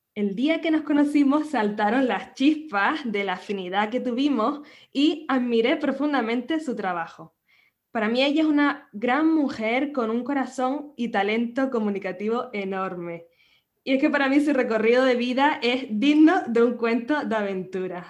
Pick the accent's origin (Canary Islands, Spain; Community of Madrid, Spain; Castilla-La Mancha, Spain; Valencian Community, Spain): Canary Islands, Spain; nacida en Canarias